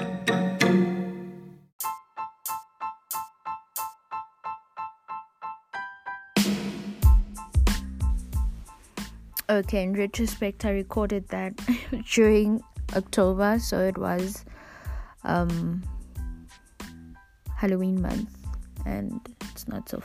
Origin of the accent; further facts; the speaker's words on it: South Africa; I am 21 years old and I'm from South Africa